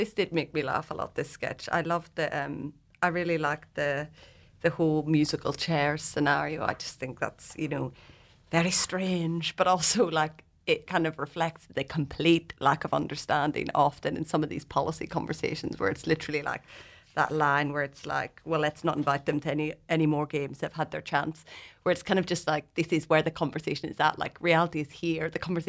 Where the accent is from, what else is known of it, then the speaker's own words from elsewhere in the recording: Belfast, Northern Ireland, United Kingdom; So that might, as in like I grew up in Ireland in Belfast with a very small Muslim community.